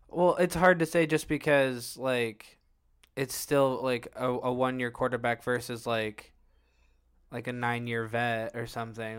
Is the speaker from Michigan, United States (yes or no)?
no; Illinois, United States; we grew up in Illinois